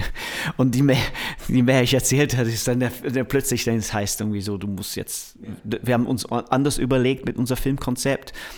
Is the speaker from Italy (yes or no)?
no; Manchester, North West England, United Kingdom; German is a second language; now in Berlin, Germany; ich komme aus Manchester